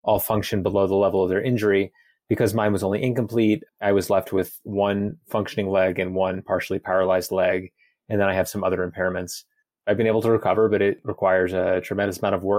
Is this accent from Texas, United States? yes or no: no; New York City, New York, United States; moved away as an adult; now in Boulder, United States; I'm originally from Brooklyn, New York City, and I live in Boulder, Colorado now. I moved here in 2018.